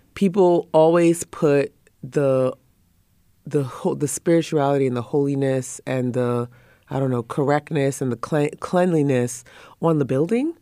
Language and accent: English; Trinidad & Tobago; I'm from the Caribbean and mm. um, Trinidad to be very specific, Trinidad and Tobago